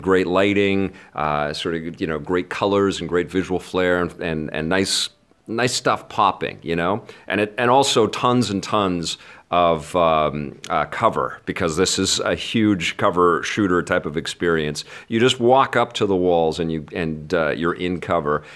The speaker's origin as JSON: {"language": "English", "country": "Canada", "said": "as a Canadian"}